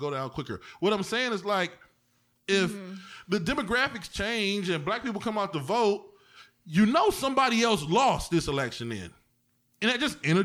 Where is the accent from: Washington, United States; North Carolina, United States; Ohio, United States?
Ohio, United States; East Cleveland; I'm from East Cleveland, nigga. We ain't have enough books